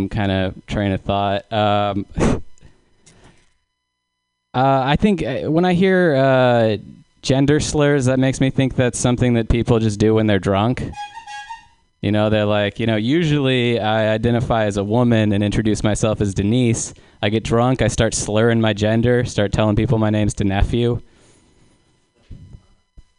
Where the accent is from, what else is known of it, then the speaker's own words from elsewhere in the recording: San Luis Obispo, California, United States; I live in San Luis Obispo